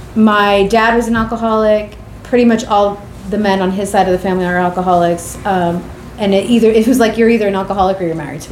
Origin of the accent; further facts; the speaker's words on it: New York City, New York, United States; I was born and raised in Queens, New York